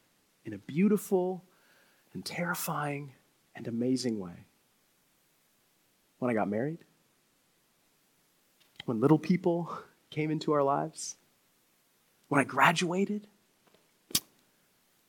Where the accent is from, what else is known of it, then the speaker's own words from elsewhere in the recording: Crestwood, Kentucky, United States; I grew up in the Church of the Nazarene, a small church, about 20 or 30 people elementary school cafeteria in Crestwood, Kentucky.